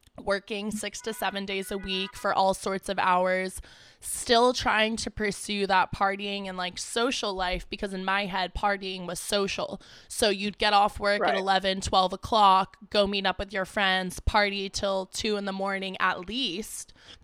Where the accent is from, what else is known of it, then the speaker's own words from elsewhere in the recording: California, United States; now in Los Angeles, United States; so I grew up in Northern California in the Bay Area, and I had been living there my entire life, had gone to community college and commuted from my parents' house, and then went to SF State